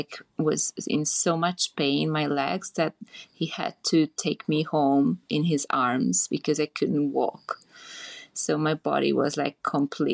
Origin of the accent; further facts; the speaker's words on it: Budapest, Hungary; also born or lived in Transylvania, Romania; now in Bali, Indonesia; I was born actually in Transylvania and grew up in Hungary, in Budapest.